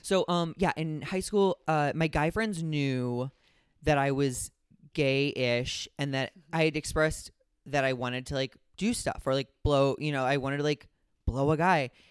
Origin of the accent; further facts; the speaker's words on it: Midwest, United States; growing up in the Midwest